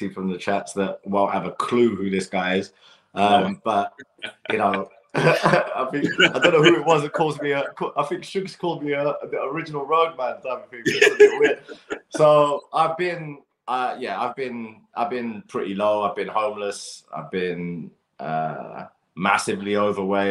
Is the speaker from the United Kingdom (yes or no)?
yes; London, United Kingdom; I grew up playing football in Battersea Park and around Clapham Common as well